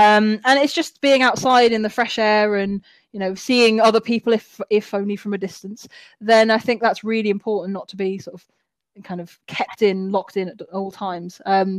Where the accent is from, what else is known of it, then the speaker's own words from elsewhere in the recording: Wales, United Kingdom; born there; even though I don't sound like it, I was born in Wales, so I still support Wales.